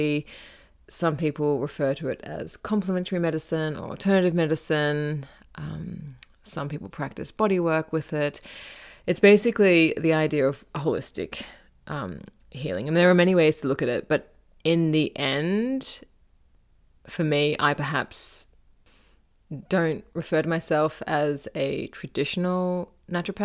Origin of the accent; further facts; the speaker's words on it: Gold Coast, Queensland, Australia; growing up on the Gold Coast in Australia